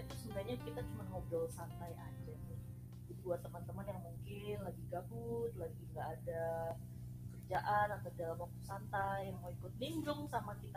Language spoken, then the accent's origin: Indonesian; Biak, Papua, Indonesia; Nah kalau saya jadi saya dari Biak Papua